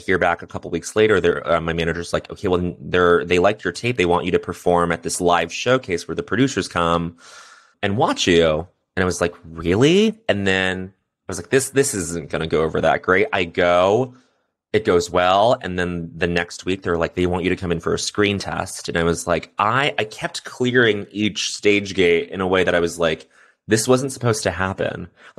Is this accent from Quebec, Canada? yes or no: yes; Quebec, Canada; yeah, I grew up in Quebec and I speak French.